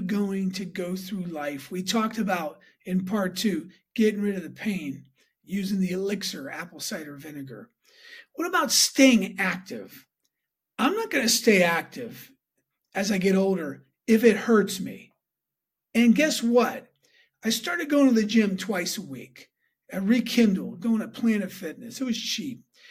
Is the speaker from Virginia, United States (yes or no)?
no; Pittsburgh, Pennsylvania, United States; moved away; Went back for my nephew's wedding to Pittsburgh, my hometown where I grew up.